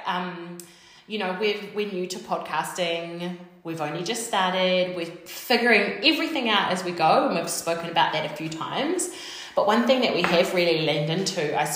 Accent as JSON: {"language": "English", "country": "New Zealand", "said": "We're two Kiwi girls"}